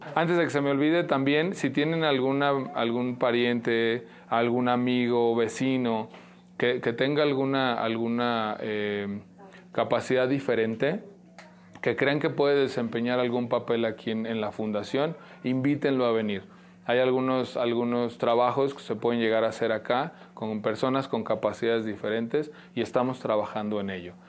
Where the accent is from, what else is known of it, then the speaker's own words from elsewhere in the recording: Mexico; Como mexicanos, a final de cuentas, trabajamos